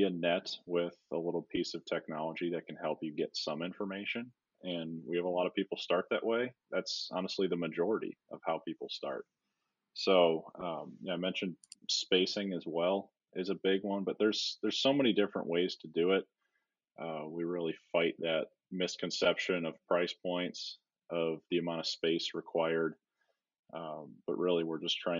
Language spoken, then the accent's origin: English; Wisconsin, United States; I grew up in Wisconsin